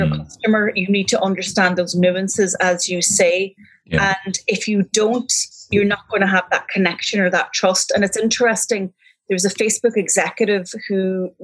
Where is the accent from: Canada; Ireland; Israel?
Ireland; Donegal, Ulster; now in Galway, Ireland; I'm from Donegal, but I'm equally happy living here